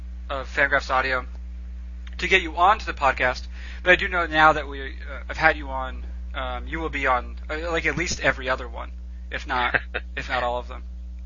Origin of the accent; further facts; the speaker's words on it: New England, United States; I'm from New England, right?